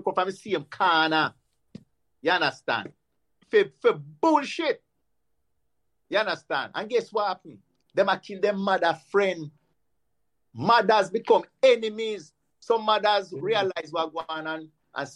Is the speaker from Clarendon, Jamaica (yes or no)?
no; Kingston, Jamaica; also born or lived in Pembroke Hall, Kingston; We come from Dunkirk